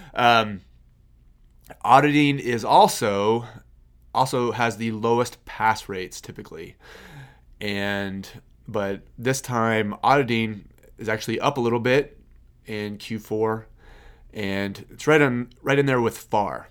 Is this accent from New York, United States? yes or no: no; Kansas, United States; I'm from Kansas. Um, I live on, I live out in the country.